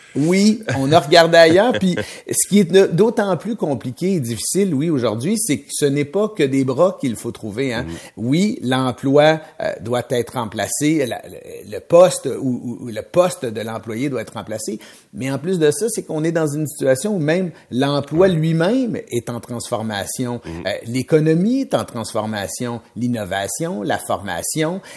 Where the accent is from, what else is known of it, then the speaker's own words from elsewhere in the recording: Mauricie, Quebec, Canada; de la Mauricie où j'ai grandi